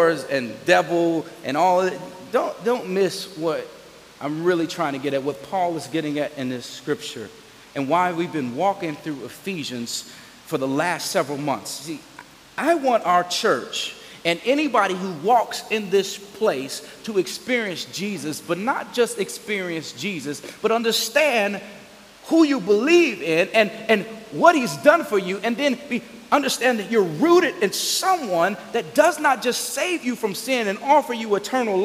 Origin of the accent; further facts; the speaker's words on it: Gary, Indiana, United States; I grew up in Gary